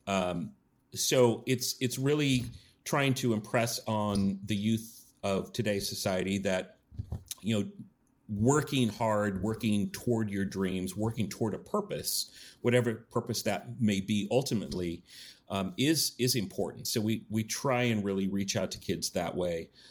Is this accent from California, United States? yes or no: no; Yakima, Washington, United States; born and raised in Yakima